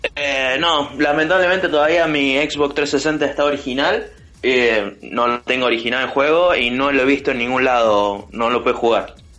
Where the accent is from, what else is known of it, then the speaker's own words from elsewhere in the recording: Córdoba, Argentina; accent: cordobés; los cordobeses nos vamos a comer a todos los porteños